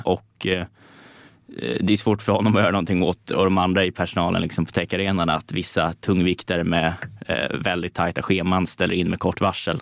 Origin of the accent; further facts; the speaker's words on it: Stockholm, Stockholm County, Sweden; där jag är uppvuxen på Södermalm